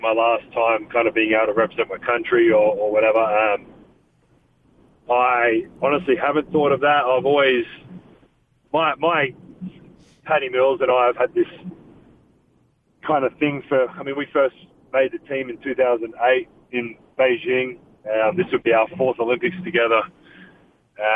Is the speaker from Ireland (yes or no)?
no; Adelaide, South Australia, Australia; born or raised there; now in Salt Lake City, United States